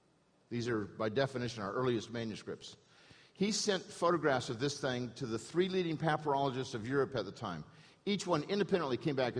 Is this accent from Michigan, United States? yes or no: no; Newport Beach, California, United States; I had a good education growing up in Newport Beach.